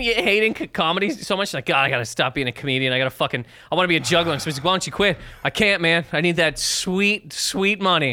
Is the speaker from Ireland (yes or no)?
no; Canada; Growing up in Canada